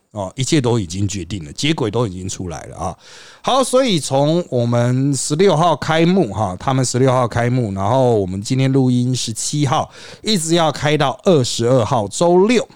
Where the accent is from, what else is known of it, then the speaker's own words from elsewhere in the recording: Taiwan; 我们台湾人当然关注对台